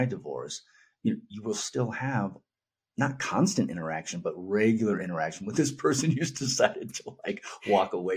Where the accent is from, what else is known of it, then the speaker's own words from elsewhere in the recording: Northern California, United States; moved away as an adult; also born or lived in Los Angeles, California; now in Albuquerque, United States; I'm in Albuquerque, New Mexico. I'm from Northern California